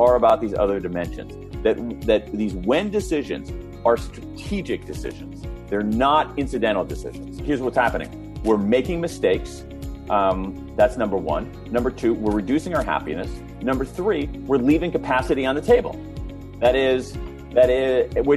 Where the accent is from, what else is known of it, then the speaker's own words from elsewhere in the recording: Columbus, Ohio, United States; I grew up in Central Ohio, Columbus, Ohio, middle class family, middle of America.